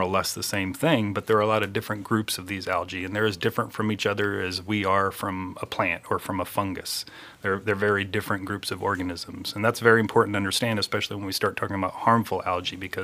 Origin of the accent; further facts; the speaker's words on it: southeastern Virginia, United States; moved away as an adult; also born or lived in Germany / Mississippi; now in Florida, United States; I was actually born in Germany, oddly enough. We were talking about Germany earlier. My dad was in the Air Force, but I grew up primarily in Virginia, in southeastern Virginia